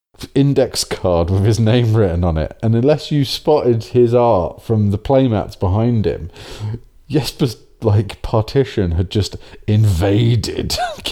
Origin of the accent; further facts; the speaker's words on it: England, United Kingdom; being English